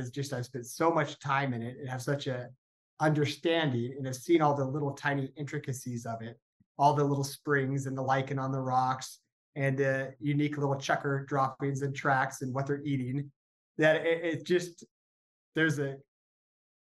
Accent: Northern California, United States; I grew up in Northern California

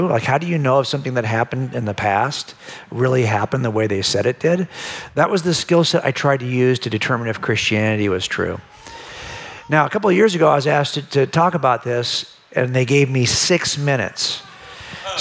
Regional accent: Los Angeles County, California, United States; I was raised in Los Angeles County

